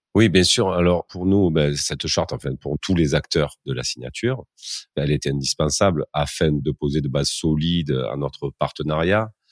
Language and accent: French; Marseille, Provence-Alpes-Côte d'Azur, France; il paraît que ça s'entend un petit peu à mon accent, mais ben, je suis originaire de, la ville de Marseille, euh, plus précisément de ces quartiers nord. Donc, j'ai grandi dans une école maternelle de la ville